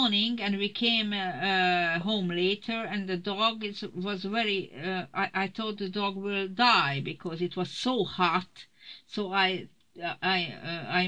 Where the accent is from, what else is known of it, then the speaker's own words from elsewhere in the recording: Budapest, Hungary; moved away; I was born in Budapest in an artist family